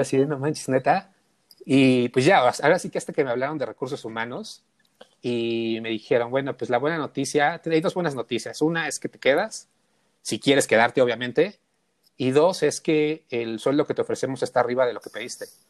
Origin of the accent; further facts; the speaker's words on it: Mexico City, Mexico; yo nací en un lugar súper, súper emblemático, que es el barrio Bravo de Tepito